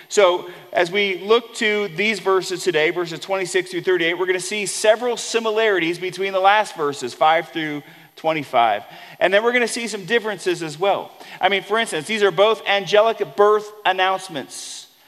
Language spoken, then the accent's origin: English; Wink, Texas, United States; So we would have to say, oh, yeah, I'm from Wink. Where's Wink? Well, Wink's in West Texas.